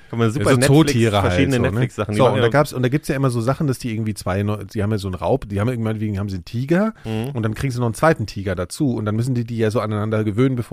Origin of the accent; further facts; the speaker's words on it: West Germany, Germany; ich bin ja Westdeutscher.